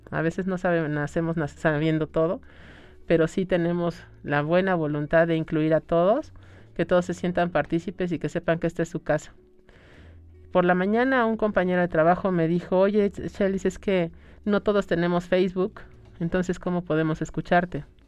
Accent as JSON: {"language": "Spanish", "country": "Mexico", "said": "vemos como mexicanos el ritual de la muerte"}